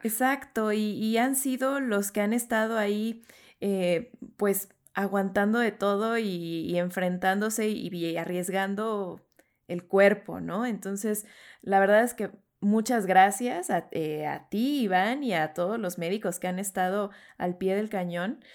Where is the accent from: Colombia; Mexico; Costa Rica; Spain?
Mexico; siendo latinos, mexicanos